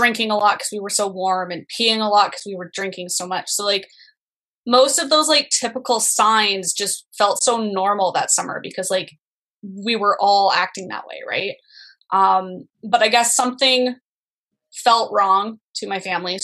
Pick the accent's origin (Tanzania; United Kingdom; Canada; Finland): Canada; also born or lived in Ontario; I'm from Canada